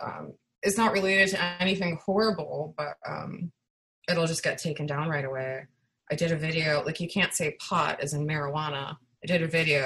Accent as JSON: {"language": "English", "town": "Chicago", "region": "Illinois", "country": "United States", "tie": "born or raised there", "said": "I'm from Chicago"}